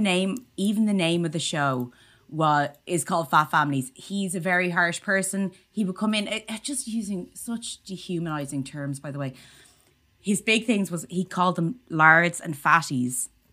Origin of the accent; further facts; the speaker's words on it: Ireland; as Irish people, we